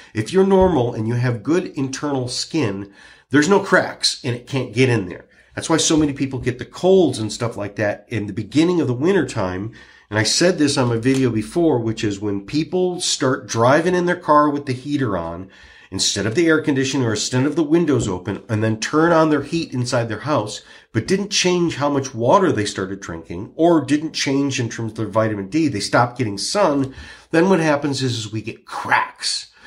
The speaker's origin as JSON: {"language": "English", "region": "Michigan", "country": "United States", "said": "I'm from Michigan"}